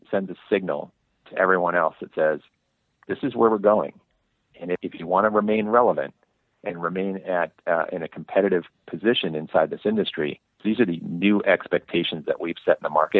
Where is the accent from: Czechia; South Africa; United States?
United States; Bay Area, California; I had the good fortune of growing up in the Bay Area